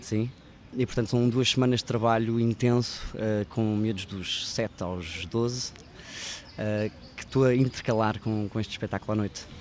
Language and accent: Portuguese; Cascais, Lisbon, Portugal; now in Lisbon, Portugal; eu não cresci em Lisboa, cresci em Cascais, nasci em Lisboa, mas passei grande parte da minha infância